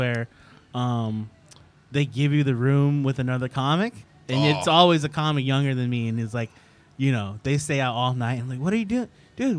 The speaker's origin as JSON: {"language": "English", "region": "New York", "country": "United States", "said": "we're from New York."}